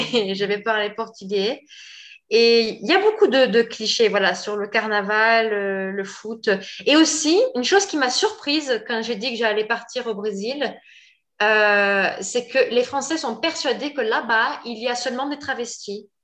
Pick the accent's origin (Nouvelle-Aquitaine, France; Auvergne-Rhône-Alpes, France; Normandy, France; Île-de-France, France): Nouvelle-Aquitaine, France; Pau; moved away as an adult; now in Brazil; je suis française et je suis née dans le sud-ouest de la France, dans la ville de Pau.